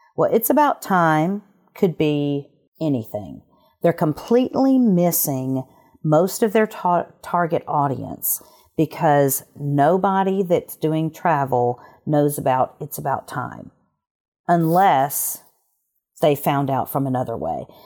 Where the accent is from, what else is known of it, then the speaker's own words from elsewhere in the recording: Alabama, United States; moved away; I'm from Alabama originally